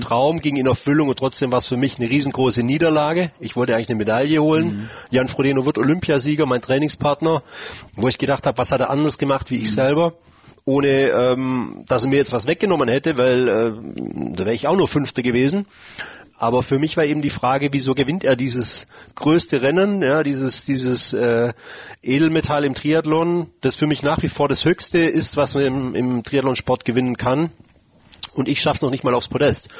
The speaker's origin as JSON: {"language": "German", "town": "Mengen", "region": "Baden-Württemberg", "country": "Germany", "tie": "born or raised there", "said": "meiner Heimatstadt in Mengen"}